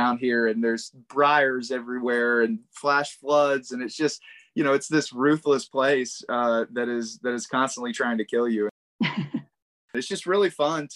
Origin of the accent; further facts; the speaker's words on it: East Texas, United States; I grew up in East Texas